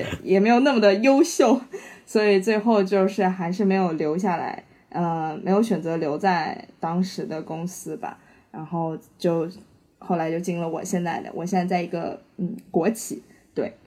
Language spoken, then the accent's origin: Chinese; Shanghai, China; 我是上海人